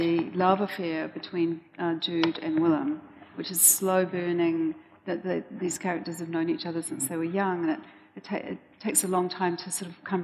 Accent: New Zealand; us as mostly New Zealanders

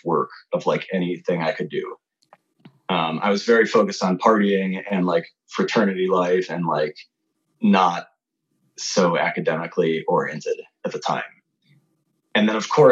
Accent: Chicago, Illinois, United States; I grew up in the suburbs of Chicago

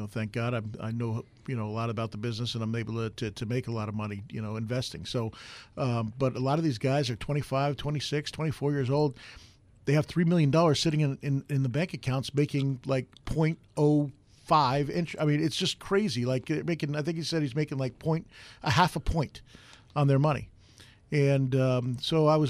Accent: New York, United States; moved away; I'm originally from New York

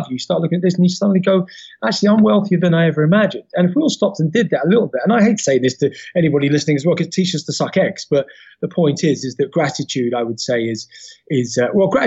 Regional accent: London, United Kingdom; I was from Peckham, Southeast London

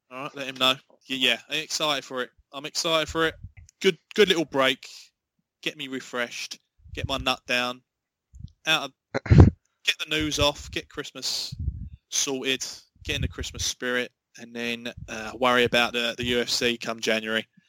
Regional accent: England, United Kingdom; I, am as an Englishman

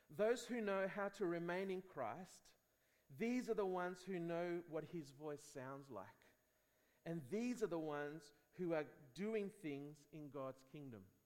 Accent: Spain; I grew up in Spain

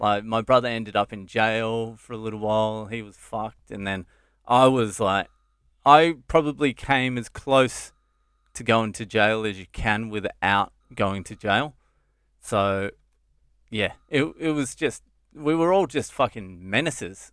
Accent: Dromana, Victoria, Australia; moved away as an adult; also born or lived in Sydney / Cheltenham, Victoria; now in India; I grew up Cheltenham and then, uh, Drumana

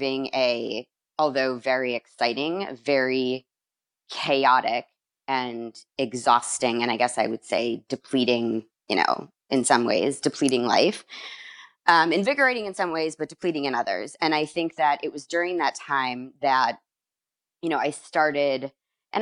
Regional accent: Chicago, Illinois, United States; moved away; also born or lived in Miami; I'm originally from Chicago

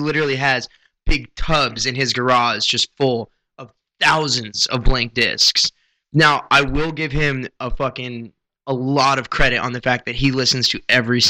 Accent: Kansas City, United States; moved away as an adult; also born or lived in Topeka, Kansas; I'm from Kansas City. Yeah. I moved out here to do music.

